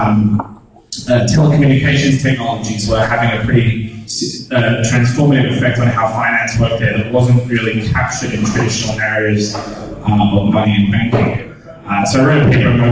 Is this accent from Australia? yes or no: yes; Australia; I'm Australian